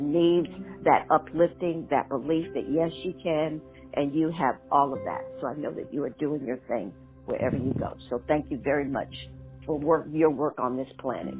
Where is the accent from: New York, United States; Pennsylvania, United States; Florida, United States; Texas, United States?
New York, United States; Schenectady; my hometown